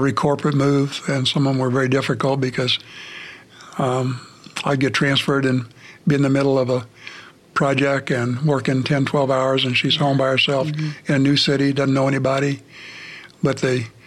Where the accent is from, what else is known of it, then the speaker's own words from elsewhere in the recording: California, United States; moved away as an adult; I'm a native Californian